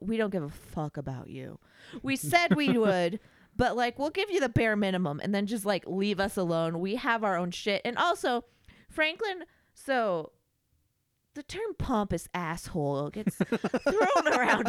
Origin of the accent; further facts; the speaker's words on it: United Kingdom; I am British. I know all.